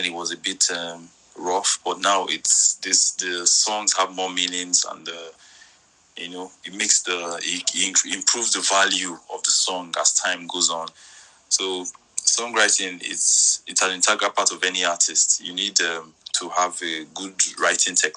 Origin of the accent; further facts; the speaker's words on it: Warri, Delta, Nigeria; also born or lived in Lagos, Nigeria; I grew up in Warri. Like I said, I attended Mother Fredima Catholic Secondary School. I did my primary secondary school in Warri.